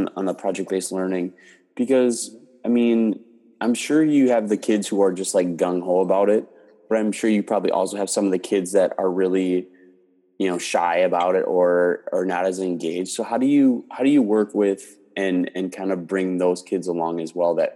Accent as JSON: {"language": "English", "region": "Wisconsin", "country": "United States", "tie": "born or raised there", "also_born_or_lived": "Houston, Texas", "moved": "as an adult", "said": "I grew up in Wisconsin, but my first job was in Houston"}